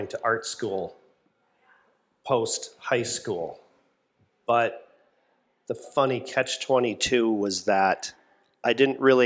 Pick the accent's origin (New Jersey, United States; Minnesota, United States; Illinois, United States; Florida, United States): Minnesota, United States; also born or lived in St. Paul, Minnesota; where I grew up in Minnesota